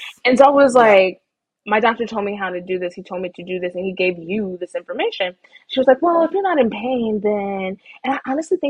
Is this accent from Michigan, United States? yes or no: no; Texas, United States; I will say UT is not basic. I'm from Texas.